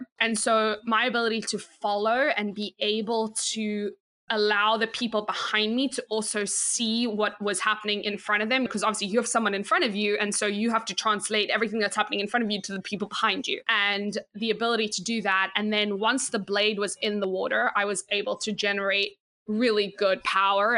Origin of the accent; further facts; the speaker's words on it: South Africa; moved away as an adult; now in Pottstown, United States; I played 5 different sports growing up in South Africa.